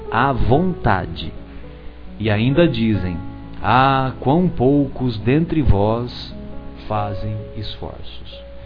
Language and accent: Portuguese; São José do Rio Pardo, São Paulo, Brazil; ele escreveu a obra Os Sertões lá na minha cidade, lá na minha aldeia.